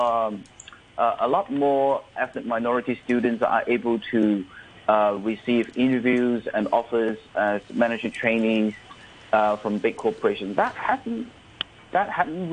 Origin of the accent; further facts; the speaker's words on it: Vancouver, British Columbia, Canada; moved away as an adult; now in Hong Kong; I grew up in Vancouver